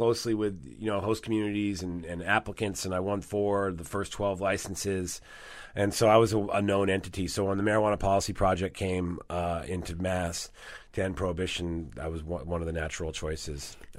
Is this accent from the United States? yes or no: no; Rome, Lazio, Italy; moved away; I was born in Italy, yes.